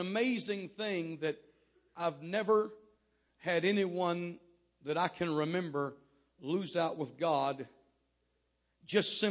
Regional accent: Texas, United States; I was raised in Texas

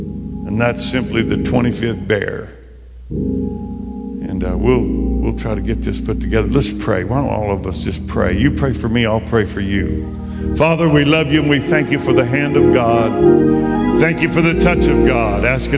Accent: La Grande, Oregon, United States; up in our part of the country, I'm from the Northwest, in Northeast Oregon, La Grande, Oregon, and we have a lot of critters up there.

